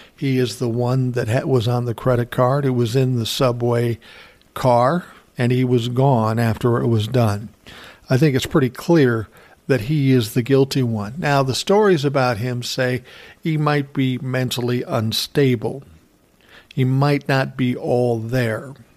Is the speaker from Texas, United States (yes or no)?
no; Minnesota, United States; my home state, Minnesota